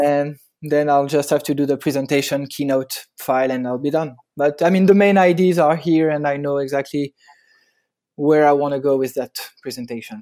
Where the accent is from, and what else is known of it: Paris, Île-de-France, France; born or raised there; accent: French; English is a second language; now in Hoboken, United States